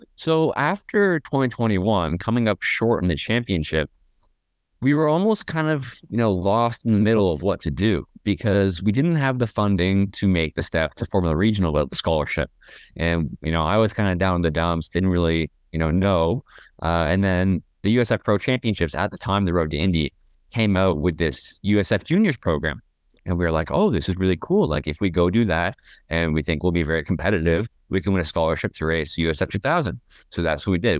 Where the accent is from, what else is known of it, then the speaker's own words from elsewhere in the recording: Toronto, Ontario, Canada; I was born in Toronto